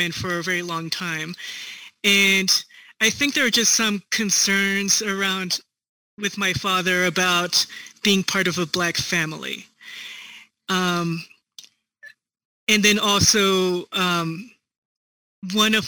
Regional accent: Northern Virginia, United States; moved away as an adult; also born or lived in Seongnam, South Korea; now in Denver, United States; I was adopted at 4 months old to the DC area. I grew up in Northern Virginia, and then I moved to Denver in 2017

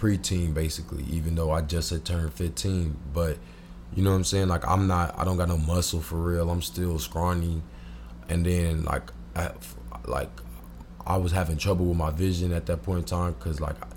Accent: Springfield, Illinois, United States; I'm from Springfield

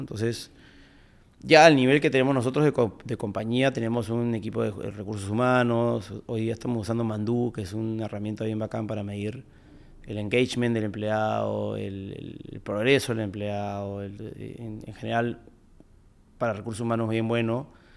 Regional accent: Peru; como peruanos creo que sabemos trabajar muy bien

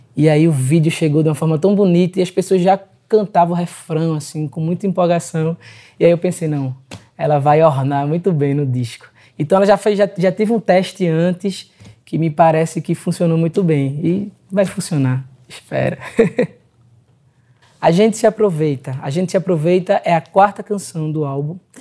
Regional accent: Pernambuco, Brazil; sou pernambucano

